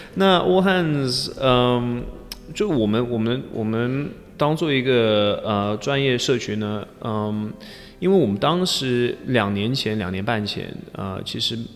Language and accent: Chinese; Leicester, East Midlands, United Kingdom; Chinese is a second language; moved away as an adult; also born or lived in Chengdu, China / Chongqing, China; now in Taiwan; 我来自英国的莱斯特城